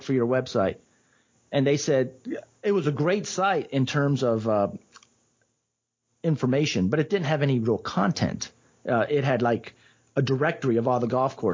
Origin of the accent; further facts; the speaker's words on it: Atlanta, Georgia, United States; also born or lived in Seoul, South Korea / Nashville; I've grown up in Atlanta. I was born overseas in Seoul, but I was in Atlanta. We came to the U.S. before I was even a year old, and we settled in Atlanta before I actually started any kind of school